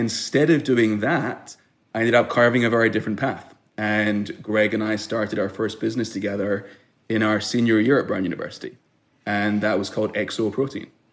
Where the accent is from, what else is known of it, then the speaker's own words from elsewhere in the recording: Glasgow, Scotland, United Kingdom; moved away as an adult; also born or lived in Israel; now in United States; I was born in Israel grew up in Glasgow, Scotland